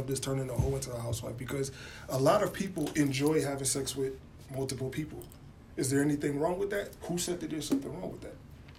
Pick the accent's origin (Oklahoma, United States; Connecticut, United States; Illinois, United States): Connecticut, United States; Bridgeport; I'm from this city, Bridgeport. I'm from Bridgeport. Ooh. Bridgeport's a small town. Everybody practically knows something about somebody else.